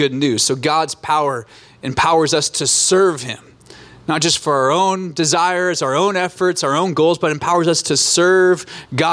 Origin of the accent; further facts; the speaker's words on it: Alaska, United States; moved away as an adult; also born or lived in Orange County, California; I grew up in Alaska, born and raised